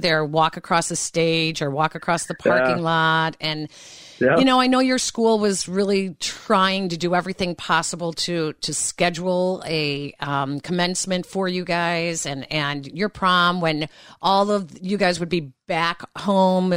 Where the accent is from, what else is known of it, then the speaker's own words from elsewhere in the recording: Chicago, Illinois, United States; growing up in Chicago